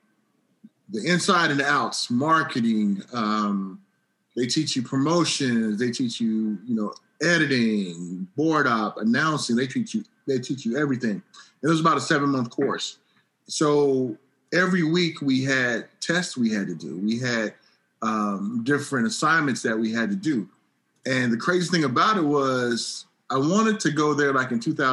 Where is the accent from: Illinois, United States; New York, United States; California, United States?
California, United States; Long Beach; I moved back down to Long Beach where I grew up